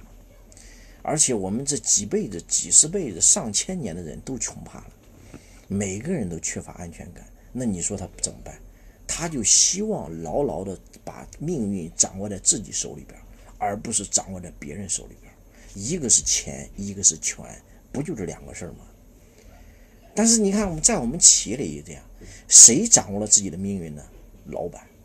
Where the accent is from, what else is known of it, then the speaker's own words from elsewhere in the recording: China; 我们中国人啊，是先天没有安全感的一个民族